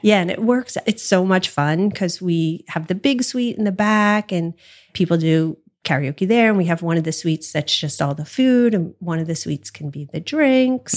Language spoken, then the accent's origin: English; New Jersey, United States; also born or lived in Collingswood, New Jersey; I'm from South Jersey